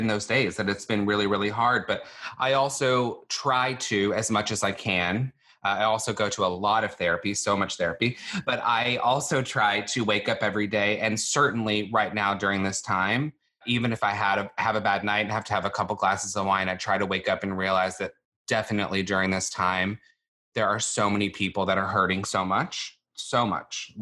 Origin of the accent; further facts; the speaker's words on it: Longview, Texas, United States; moved away; I grew up in Longview, Texas, which is a town in East Texas